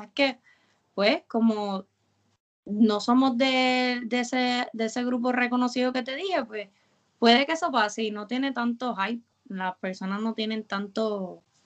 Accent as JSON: {"language": "Spanish", "town": "Carolina", "country": "Puerto Rico", "tie": "born or raised there", "also_born_or_lived": "San Juan", "said": "yo toda la vida he sido de Carolina"}